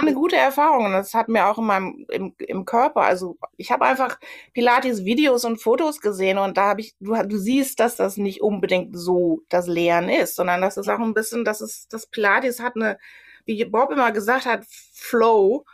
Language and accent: German; Germany; moved away as an adult; now in New York, United States; für mich dann als Deutsche